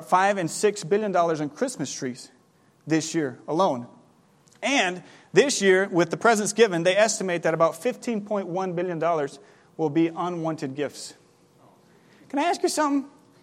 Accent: Ribeirão Preto, São Paulo, Brazil; moved away; I grew up in Brazil. This time of year in Brazil, it is not cold, it is not snowy, it is hot. Right now, today, I saw that in Ribeirão Preto, where we lived before we came up, it is 95 degrees

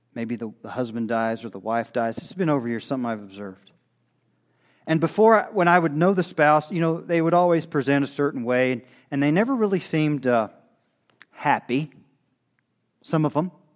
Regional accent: Oklahoma, United States; I'm from Oklahoma

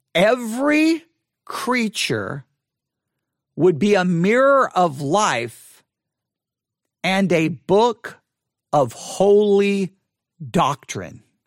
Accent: Texas, United States; accent: Southern; growing up in the South

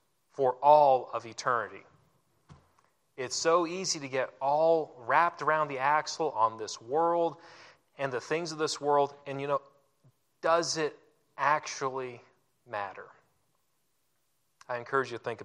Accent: Oregon, United States; now in Florida, United States; I'm actually not from the South. I'm from the great-ish state of Oregon.

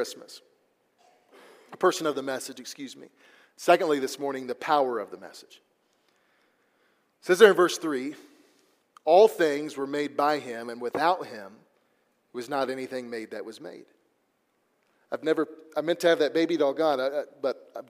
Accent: Missouri, United States; now in Texas, United States; the place I grew up there in Missouri

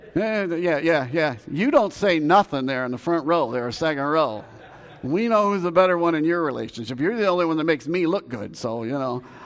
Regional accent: United States; we as believers, as American believers

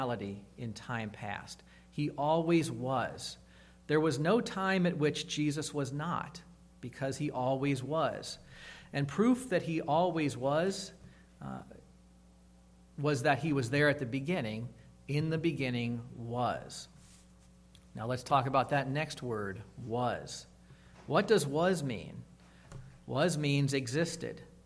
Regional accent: Massillon, Ohio, United States; I was blessed to attend a Christian elementary school when I grew up in Massillon, Ohio, Calvary Christian Academy.

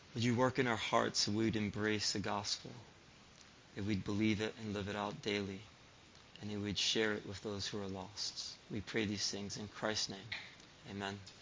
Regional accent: Springfield, Massachusetts, United States; moved away; I grew up in Springfield, Massachusetts

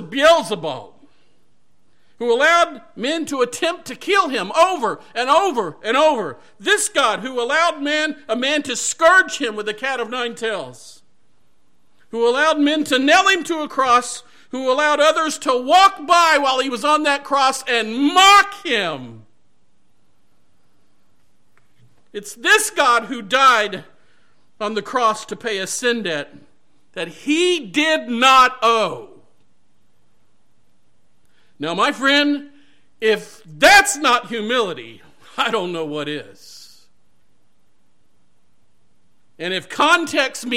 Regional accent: Mississippi, United States; moved away as an adult; also born or lived in Colorado Springs, Colorado; I grew up in Mississippi

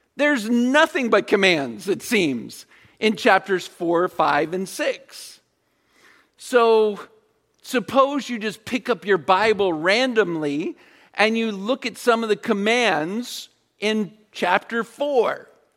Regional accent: Virginia Beach, Virginia, United States; I grew up in Virginia Beach.

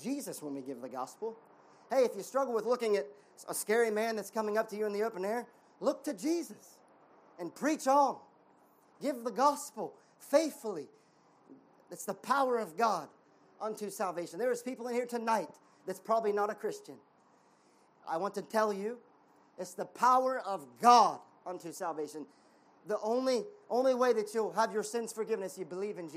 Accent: United States; I'm American

